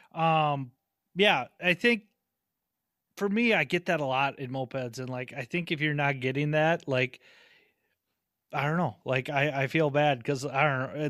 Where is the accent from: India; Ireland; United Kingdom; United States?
United States; St. Paul, Minnesota; I'm from St. Paul